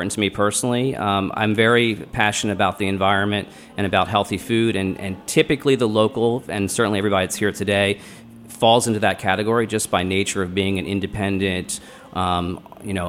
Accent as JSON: {"language": "English", "town": "Baltimore", "region": "Maryland", "country": "United States", "also_born_or_lived": "New Orleans", "said": "I'm from Baltimore, but we used to come to D.C. on the weekends and try food"}